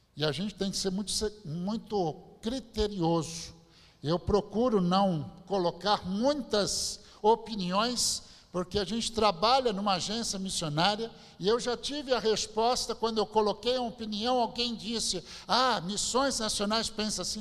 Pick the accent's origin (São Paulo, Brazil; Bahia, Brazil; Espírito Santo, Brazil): São Paulo, Brazil; São Bernardo do Campo; eu nasci mesmo em São Bernardo do Campo